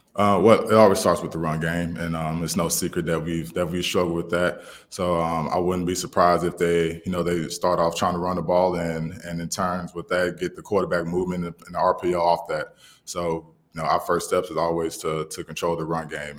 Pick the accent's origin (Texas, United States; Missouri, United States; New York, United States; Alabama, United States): Alabama, United States; I'm from Alabama